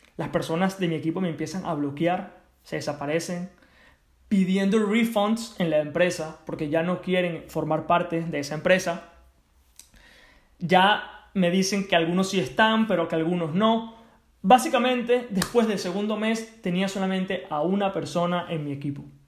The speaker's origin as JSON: {"language": "Spanish", "country": "Venezuela", "also_born_or_lived": "United States", "moved": "yes", "lives_now": "Spain", "said": "Me regreso a Venezuela, mi país de origen"}